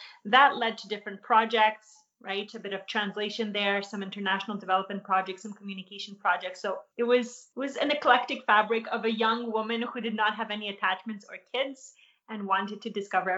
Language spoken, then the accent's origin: English; Poland; born there; because I was born in Poland and I had a lot of family there, we went there constantly.